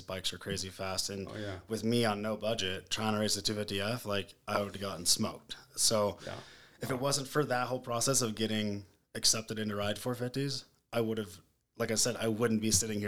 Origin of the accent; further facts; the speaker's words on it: Lake Elsinore, California, United States; I grew up in Lake Elsinore, California